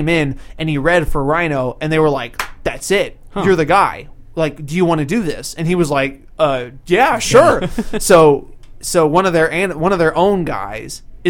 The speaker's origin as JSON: {"language": "English", "region": "Minnesota", "country": "United States", "said": "I'm from Minnesota."}